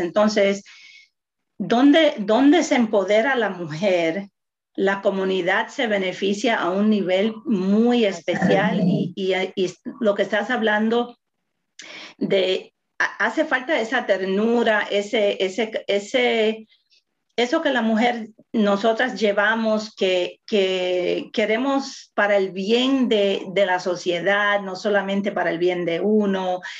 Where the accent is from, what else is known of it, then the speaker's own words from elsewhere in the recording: Puerto Rico; soy latina, soy puertorriqueña